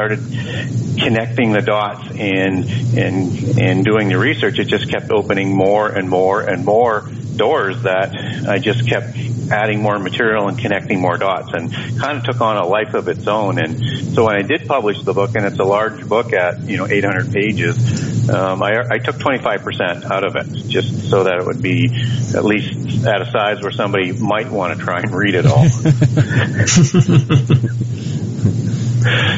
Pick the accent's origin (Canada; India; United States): Canada; also born or lived in Vancouver, Canada; I'm from Canada. I live in Vancouver, Canada